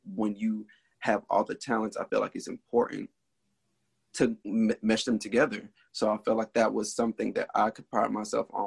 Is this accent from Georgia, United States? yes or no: yes; Decatur, Georgia, United States; also born or lived in Atlanta, Georgia; born in Southwest Atlanta, and then I moved to Decatur. So most of my upbringing is in Decatur